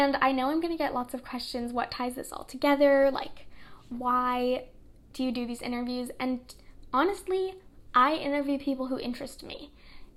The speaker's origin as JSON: {"language": "English", "town": "New York City", "region": "New York", "country": "United States", "tie": "born or raised there", "said": "I was born and raised in Brooklyn, New York"}